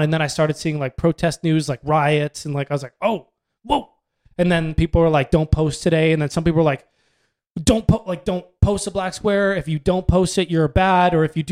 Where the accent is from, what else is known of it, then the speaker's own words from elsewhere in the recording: Canada; We're white. We're from Canada.